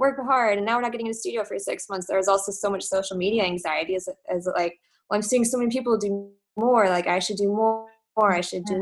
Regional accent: Dallas, Texas, United States; moved away as an adult; also born or lived in Germany; I'm originally from Dallas, Texas

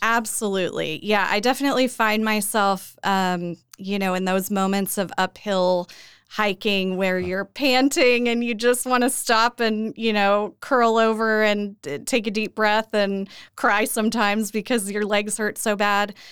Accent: Edmond, Oklahoma, United States; I grew up here in Oklahoma, uh, born and raised in Edmond

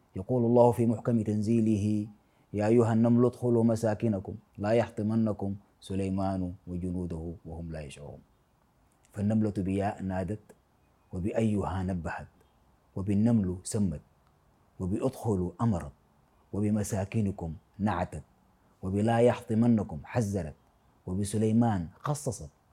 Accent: Sudan; أنا من السودان

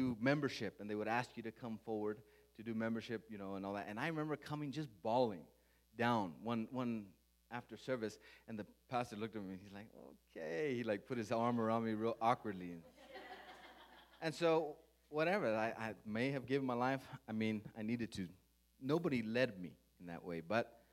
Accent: Las Cruces, New Mexico, United States; my wife and I, we grew up in Las Cruces, New Mexico.

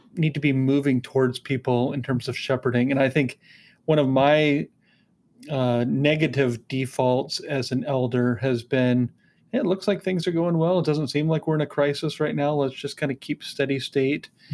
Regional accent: United States; being an American

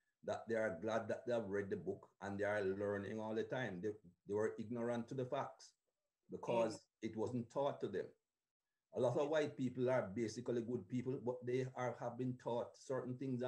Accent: Jamaica; moved away; Growing up in Jamaica

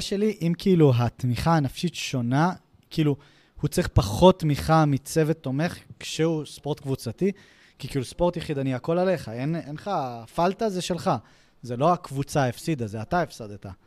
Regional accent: Israel

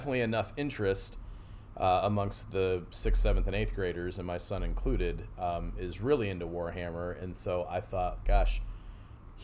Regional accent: Cadillac, Michigan, United States; moved away as an adult; also born or lived in Fort Wayne, Indiana; now in Knoxville, United States; I grew up in Cadillac, Michigan

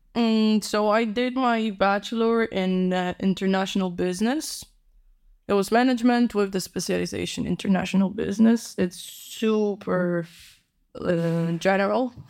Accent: Warsaw, Masovian Voivodeship, Poland; English is a second language; moved away as an adult; also born or lived in Barcelona; now in Rotterdam, Netherlands; because I'm from Poland, Warsaw. Born and raised

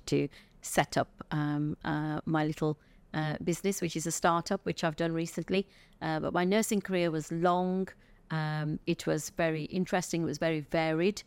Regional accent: England, United Kingdom; I was born in England to, uh, parents that came from India in the nineteen fifties, early sixties.

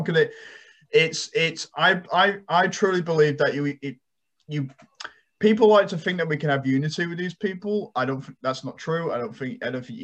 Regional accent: United Kingdom; now in United States; my home country in the UK

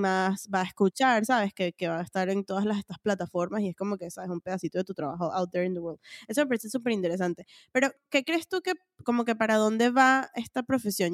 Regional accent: Venezuela; moved away; cuando salí de Venezuela

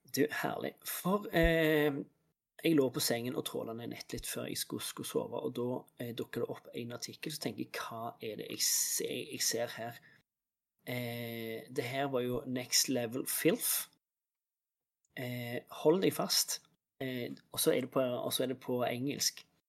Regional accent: Norway; jeg er norsk

